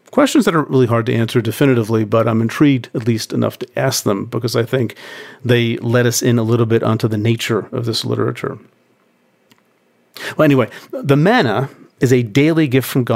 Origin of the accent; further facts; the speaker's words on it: United States; I'm American